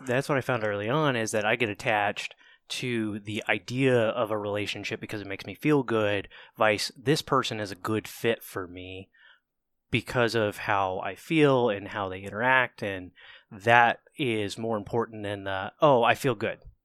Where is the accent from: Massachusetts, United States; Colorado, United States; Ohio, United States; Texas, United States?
Ohio, United States; Cambridge; moved away as an adult; also born or lived in Albany, Georgia; I am a redneck nobody that grew up in, uh, Southeast Ohio, so I was raised in Cambridge, Ohio